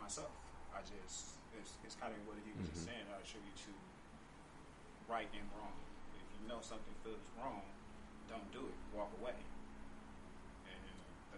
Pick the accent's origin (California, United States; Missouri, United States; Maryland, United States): California, United States; Oakland; I grew up in East Oakland